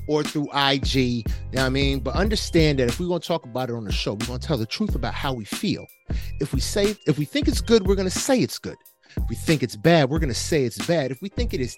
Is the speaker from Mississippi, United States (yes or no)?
no; New Jersey, United States; I'm from Jersey, son. Y'all ain't gonna slam me with no worse distance than I did going through public school in Jersey